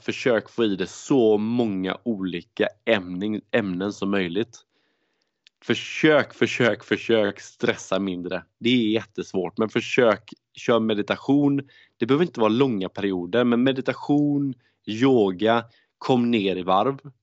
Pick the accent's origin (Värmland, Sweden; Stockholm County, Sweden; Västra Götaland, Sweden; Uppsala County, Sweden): Västra Götaland, Sweden; Gothenburg; Jag är göteborgare